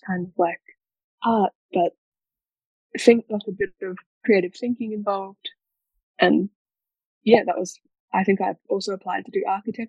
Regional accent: Mackay, Queensland, Australia; I grew up in North Queensland in Australia, which is sort of, I guess that's the state, but I grew up in a little town called Mackay

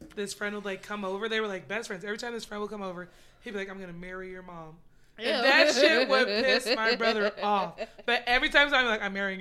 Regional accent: Las Vegas, Nevada, United States; I was born and raised here, left for a little bit, then I came back

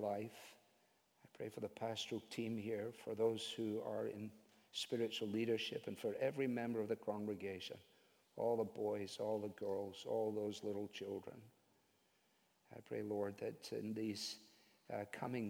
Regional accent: Scotland, United Kingdom; Eric Little was one of my heroes, I guess, as a Scottish boy.

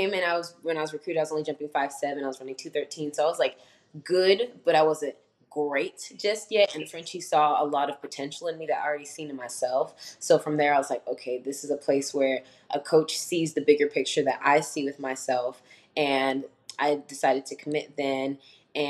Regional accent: Frisco, Texas, United States; moved away as an adult; now in Nacogdoches, United States; I'm a third year here at SFA, and I grew up in Frisco, just regular suburban home.

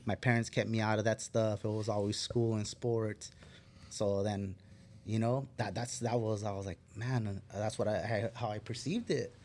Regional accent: Fillmore, California, United States; I grew up in Fillmore

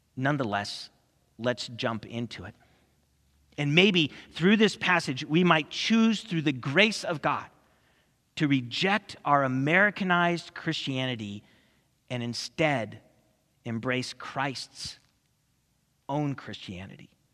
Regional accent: California, United States; growing up in California

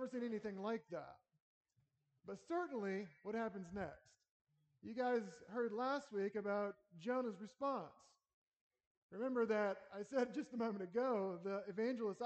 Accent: North Carolina, United States; now in Lincoln, United States; I grew up in North Carolina, Southern boy going to a Baptist church

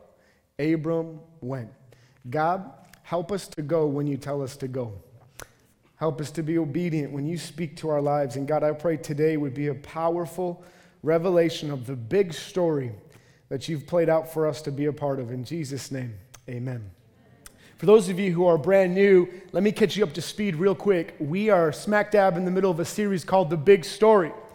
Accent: Minnesota, United States; I'm from Minnesota.

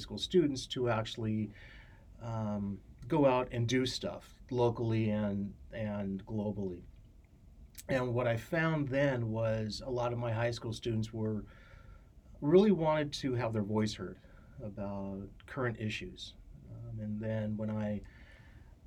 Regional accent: Santa Barbara, California, United States; I was born and raised in Santa Barbara

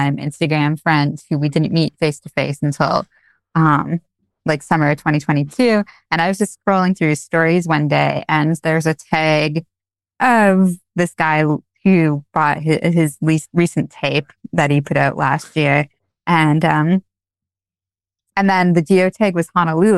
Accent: Alberta, Canada; also born or lived in New York; now in Hawaii, United States; I'm actually from Alberta, Canada

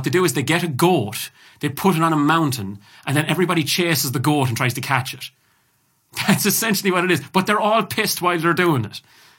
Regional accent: Ireland; I'm Irish

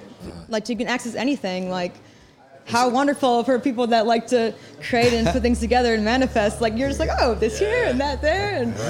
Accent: Madison, Wisconsin, United States; also born or lived in Chicago; now in New York, United States; No, I'm from Madison, Wisconsin.

